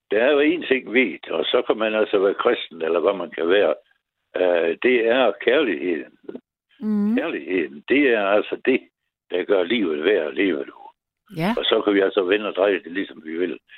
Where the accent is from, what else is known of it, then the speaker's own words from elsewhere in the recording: Aarhus, Central Denmark Region, Denmark; born there; Jeg, jeg blev født på Fødselsstiftelsen i Aarhus.